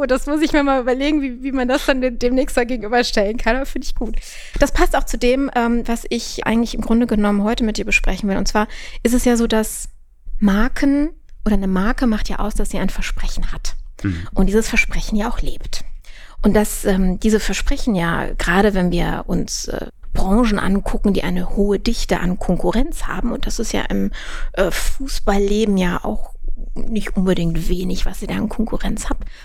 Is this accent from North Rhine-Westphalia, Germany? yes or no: yes; Düsseldorf, North Rhine-Westphalia, Germany; born there; also ich bin gebürtiger Düsseldorfer